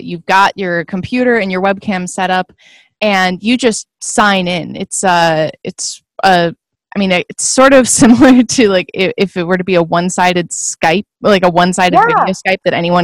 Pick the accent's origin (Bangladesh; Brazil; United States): United States; Midwest; moved away as an adult; also born or lived in Eastern Washington; now in Idaho, United States; I grew up in the Midwest